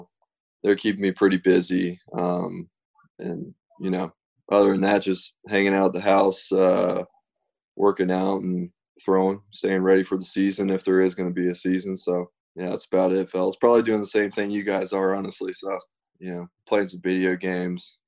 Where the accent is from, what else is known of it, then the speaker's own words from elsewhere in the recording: North Carolina, United States; this is honestly the first spring that I've actually seen in 10 years in North Carolina